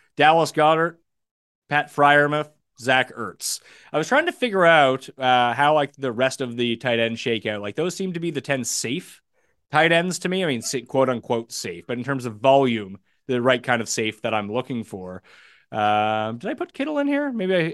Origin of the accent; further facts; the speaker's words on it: Canada; Yeah, we're both Canadian. That's why we can.